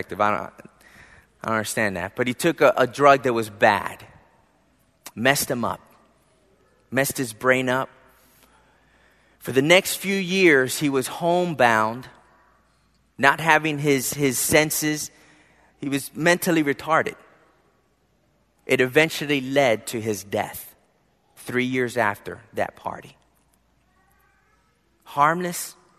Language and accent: English; Philadelphia, Pennsylvania, United States; growing up in Philadelphia